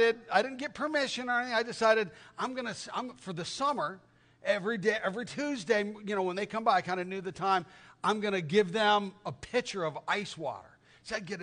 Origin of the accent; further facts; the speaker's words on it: Tucson, Arizona, United States; I grew up in Tucson, Arizona